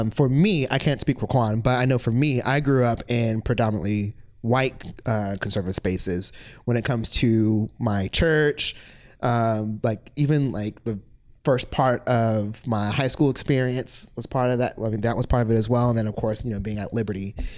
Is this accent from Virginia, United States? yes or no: yes; Virginia Beach, Virginia, United States; moved away as an adult; also born or lived in Lynchburg, Virginia; I am originally from Virginia Beach, Virginia